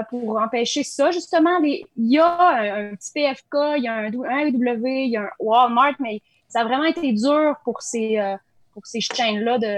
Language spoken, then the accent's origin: French; Nelson, British Columbia, Canada; born there; Tu sais, comme je suis né à